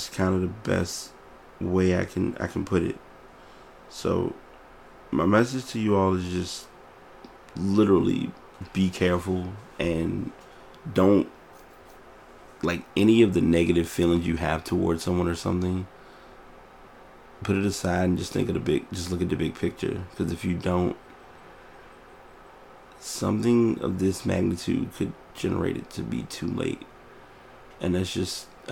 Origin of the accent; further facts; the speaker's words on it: Richmond, Virginia, United States; here in my hometown